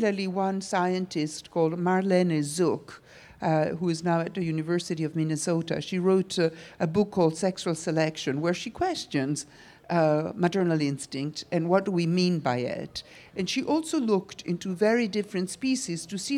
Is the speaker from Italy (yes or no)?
yes; Italy; now in New York, United States; when I was a child, I grew up in Italy